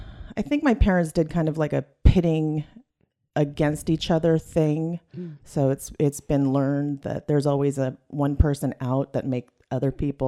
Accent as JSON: {"language": "English", "region": "Northern California", "country": "United States", "tie": "born or raised there", "said": "Northern California."}